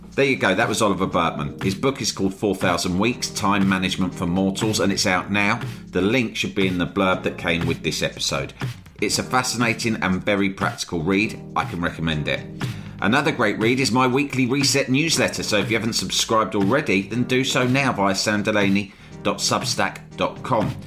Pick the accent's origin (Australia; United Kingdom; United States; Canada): United Kingdom; being British and living in our society